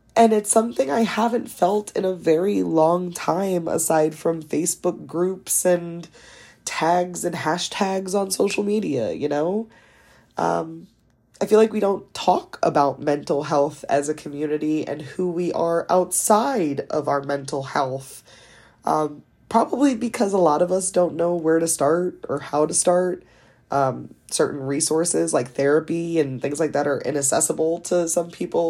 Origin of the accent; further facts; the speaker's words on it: East Coast, United States; also born or lived in Delaware; I am from the East Coast. I live in the second smallest state of Delaware